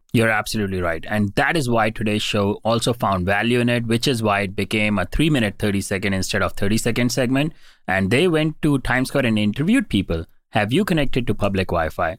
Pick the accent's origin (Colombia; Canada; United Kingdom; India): India; moved away as an adult; I was born and raised in India